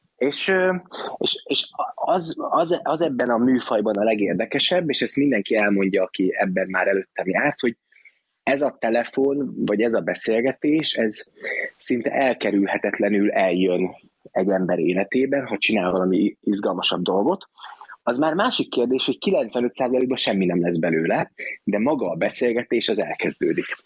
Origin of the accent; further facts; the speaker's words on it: Hungary; én magyar vagyok